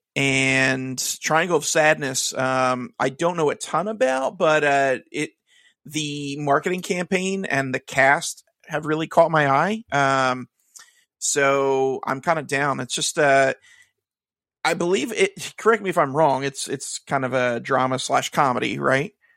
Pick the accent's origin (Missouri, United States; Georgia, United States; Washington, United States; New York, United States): Missouri, United States; Kansas City; also born or lived in Philadelphia; now in New Jersey, United States; I'm originally from Kansas City